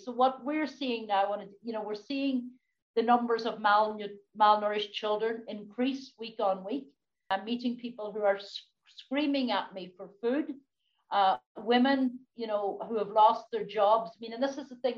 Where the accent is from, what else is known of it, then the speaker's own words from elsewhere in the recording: Donegal, Ulster, Ireland; as a, youngster growing up in Donegal